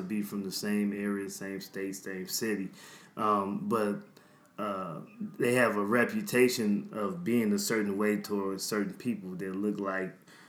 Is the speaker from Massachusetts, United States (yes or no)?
no; Chicago, Illinois, United States; growing up in Chicago. I literally lived across the street from Evergreen.